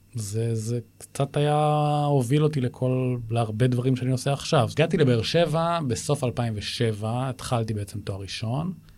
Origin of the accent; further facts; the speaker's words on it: Israel; גדלתי בבית ששני ההורים שלי היו מזכירי קיבוץ